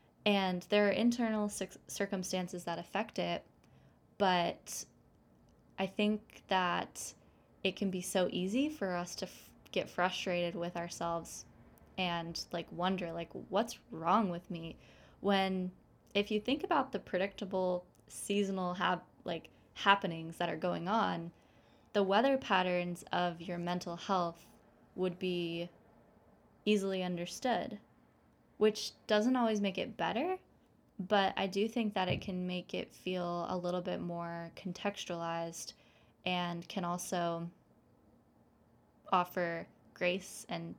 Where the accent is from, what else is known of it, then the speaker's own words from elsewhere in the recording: Seattle, Washington, United States; Stars, you know that I'm from Seattle, and it's kind of, it feels like more comfortable for me in a way